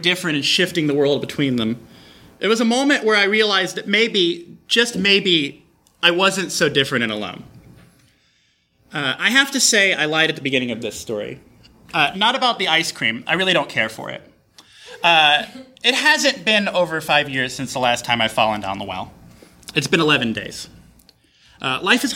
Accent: Texas, United States; I'm from Texas.

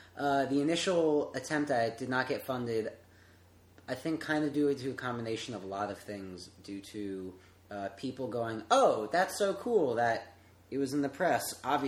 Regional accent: Connecticut, United States; I grew up in Connecticut.

